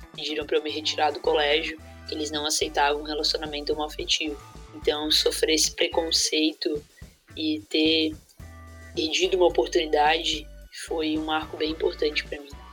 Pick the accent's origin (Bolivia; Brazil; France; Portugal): Brazil; Jaraguá do Sul, Santa Catarina; E aí eu fui jogar na escolinha da cidade, de Jaraguá do Sul, que foi onde eu nasci